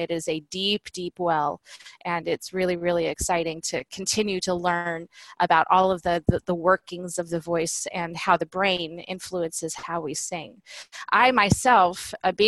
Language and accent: English; Southwest Missouri, United States; I grew up in Southwest Missouri in a teeny tiny small town